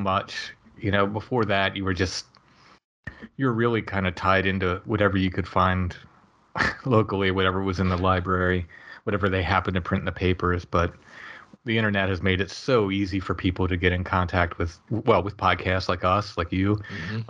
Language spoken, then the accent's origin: English; Northern Maryland, United States; moved away as an adult; now in York County, Pennsylvania, United States; I grew up in Northern Maryland